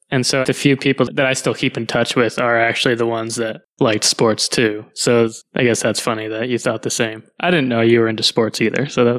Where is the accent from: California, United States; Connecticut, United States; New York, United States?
Connecticut, United States; moved away as an adult; also born or lived in Toulouse, France / Montreal, Quebec, Canada; now in Portland, Maine, United States; Quebec. And I lived there through fifth grade, then moved through fourth grade, then moved to Connecticut for fifth grade and stayed there through high school. And then moved to Portland, Maine to study at the Maine College of Art, and have been in Portland ever since.